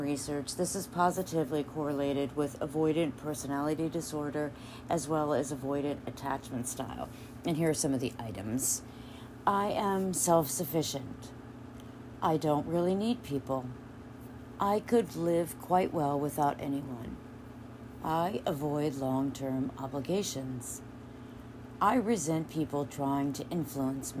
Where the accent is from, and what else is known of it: United States